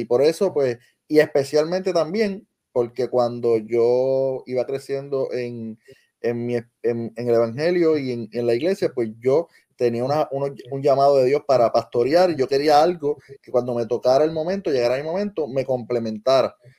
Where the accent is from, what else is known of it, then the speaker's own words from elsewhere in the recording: Lajas, Puerto Rico; la Escuela Superior de Lajas, que es mi pueblo natural